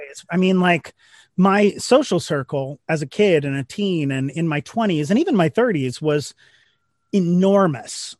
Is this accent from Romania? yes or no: no; Missouri, United States; now in New York, United States; Missouri, a couple hours north of Kansas City